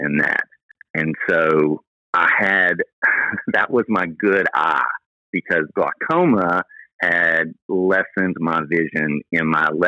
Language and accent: English; Memphis, Tennessee, United States; now in Dallas, United States; Memphis, my hometown